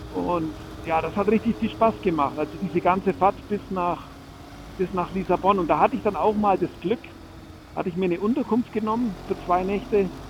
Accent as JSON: {"language": "German", "area": "Franconia", "region": "Bavaria", "country": "Germany", "said": "zurück in meine Heimat, das schöne Frankenland"}